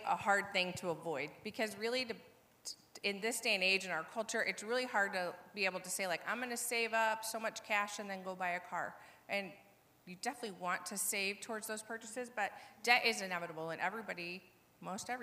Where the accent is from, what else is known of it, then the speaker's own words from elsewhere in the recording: Portage, United States; I come from Portage. I've been here my whole life.